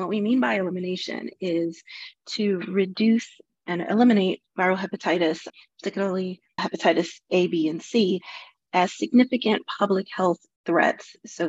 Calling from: Washington, District of Columbia, United States; I am calling in from Washington, D.C.

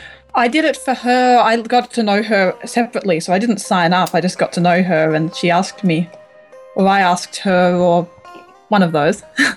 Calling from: Australia; Near Canberra, Australia.

